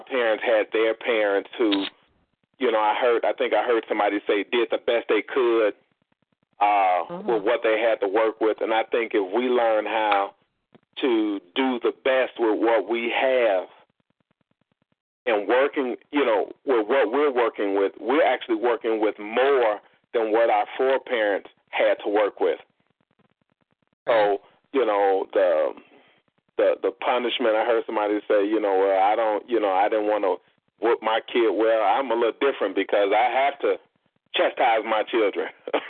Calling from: Indiana, United States; I'm in Indiana.

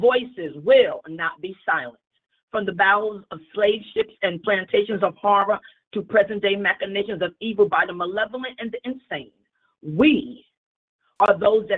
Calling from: Greensboro, North Carolina, United States; I'm calling from Greensboro, North Carolina.

